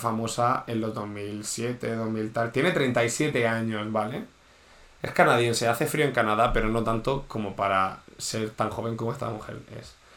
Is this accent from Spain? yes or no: yes; Region of Murcia, Spain; soy de Murcia